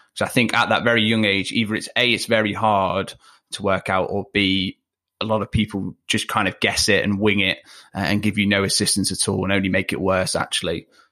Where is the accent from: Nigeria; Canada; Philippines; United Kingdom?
United Kingdom; Leicester, East Midlands; accent: chavvier; moved away; I grew up not in Manchester, I grew up in Leicester